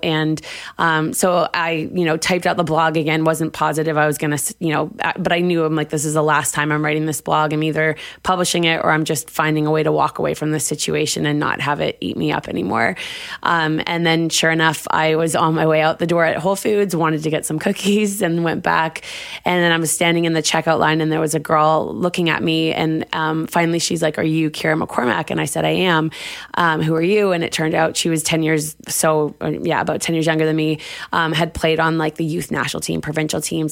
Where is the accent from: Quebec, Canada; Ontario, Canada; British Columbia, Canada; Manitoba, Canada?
British Columbia, Canada; Vancouver; also born or lived in Denmark; I grew up in Vancouver